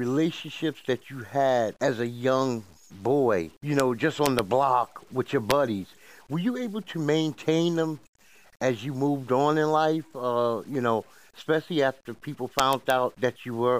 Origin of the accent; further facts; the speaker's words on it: New York City, New York, United States; I'm from Bed-Stuy, right?